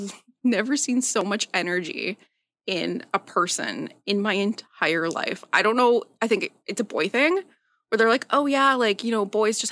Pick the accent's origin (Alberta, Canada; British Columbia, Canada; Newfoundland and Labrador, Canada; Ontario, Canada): Ontario, Canada; Timmins; moved away as an adult; also born or lived in Toronto; now in Belleville, Canada; I grew up in Timmins